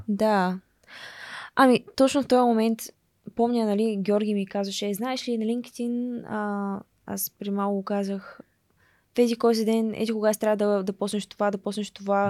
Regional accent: Dobrich, Dobrich Province, Bulgaria; born or raised there; moved away as an adult; now in United States

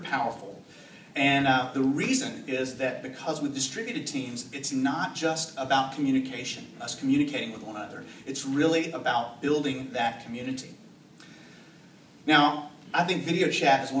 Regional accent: the South, United States; I'm from the South

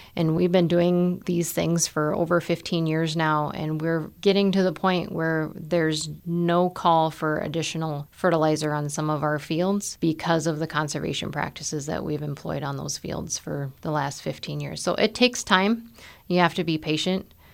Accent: Nebraska, United States; moved away as an adult; now in South Dakota, United States; I grew up in Nebraska on a farm.

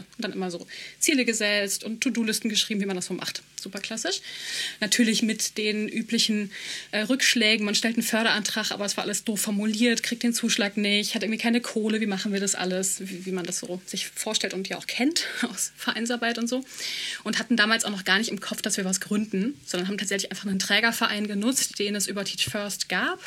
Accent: Germany; Ich, äh, bla bla, aus Europa, dies, das. Ah ja, Deutschland

